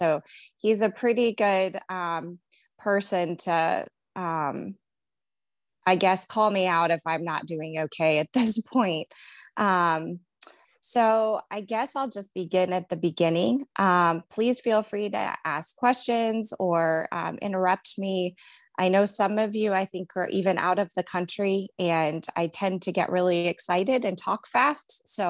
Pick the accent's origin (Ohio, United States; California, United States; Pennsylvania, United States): Ohio, United States; Cleveland; now in Cincinnati, United States; So I'm from Cleveland, Ohio, but I settled here in Cincinnati, Ohio, where I'm married.